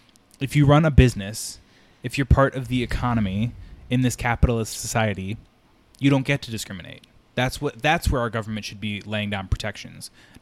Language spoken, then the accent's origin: English; New York, United States; I'm from New York. Like, I live in New York. And it's not in that, like, I want to identify as a New Yorker because I think that's cooler kind of way. It's just like, I so identify with New York.